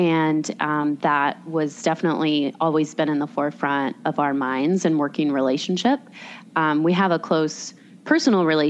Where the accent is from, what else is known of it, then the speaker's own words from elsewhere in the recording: Raleigh, North Carolina, United States; I was born and raised in Raleigh